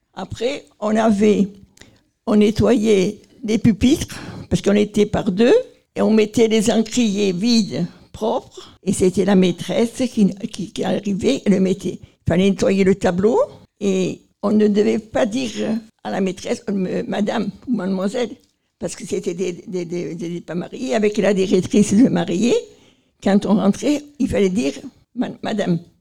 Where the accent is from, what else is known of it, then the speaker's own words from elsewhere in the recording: Marseille, Provence-Alpes-Côte d'Azur, France; Chez nous, à Marseille